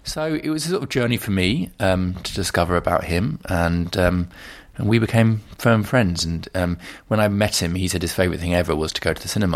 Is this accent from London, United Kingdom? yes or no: yes; London, United Kingdom; I was brought up in North London. I went to school in Camden.